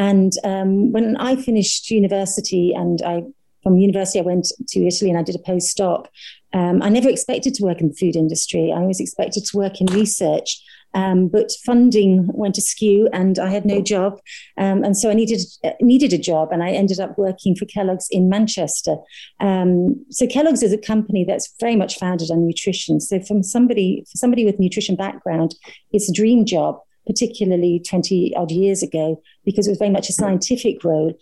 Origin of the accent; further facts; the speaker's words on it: Ireland; also born or lived in Dublin; I'm Irish. So I did all my training in Dublin.